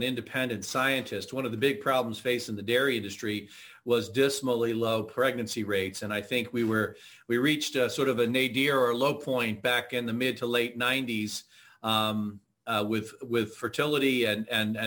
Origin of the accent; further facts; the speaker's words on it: Pennsylvania, United States; also born or lived in Idaho; I grew up in Pennsylvania